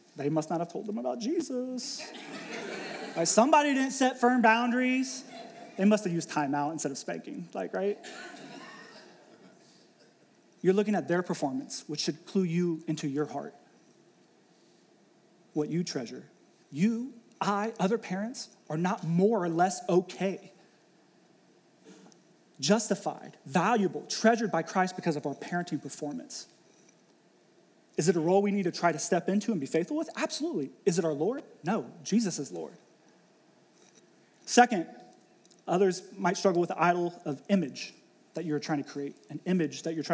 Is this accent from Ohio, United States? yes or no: yes; Ohio, United States; moved away as an adult; also born or lived in Pittsburgh; I was born and raised in Ohio